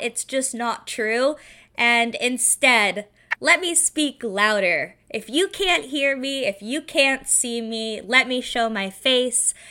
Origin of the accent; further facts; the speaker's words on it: Seattle, Washington, United States; I grew up in Seattle, Washington